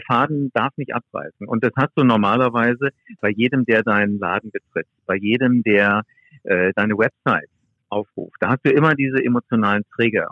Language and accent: German; Wiesbaden, Hesse, Germany; ich komme aus Wiesbaden